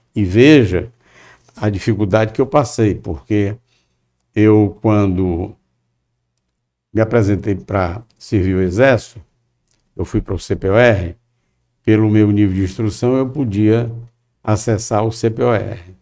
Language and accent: Portuguese; Fortaleza, Ceará, Brazil; Eu nasci em Fortaleza, é, sou filho de um casal também de Fortaleza